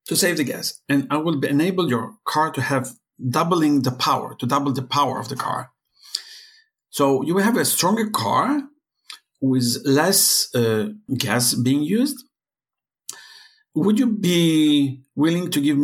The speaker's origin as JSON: {"language": "English", "country": "Israel", "said": "I'm from Israel, hacking is part of our life"}